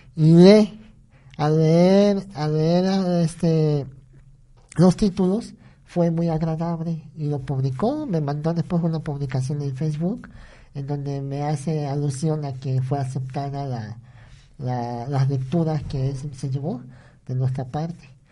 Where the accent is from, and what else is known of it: Naolinco, Veracruz, Mexico